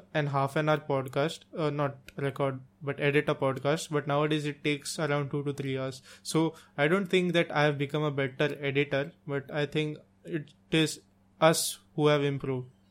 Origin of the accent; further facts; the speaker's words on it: India; English is a second language; we live in India